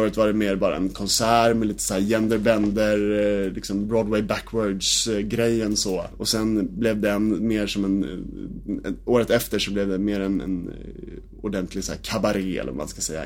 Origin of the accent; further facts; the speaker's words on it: Nynäshamn, Stockholm County, Sweden; jag är född och uppvuxen i Nynäshamn